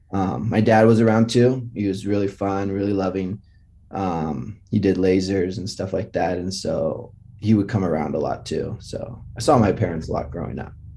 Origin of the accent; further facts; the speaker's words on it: Los Altos, California, United States; moved away as an adult; also born or lived in Los Angeles; I grew up in Los Altos, which is Silicon Valley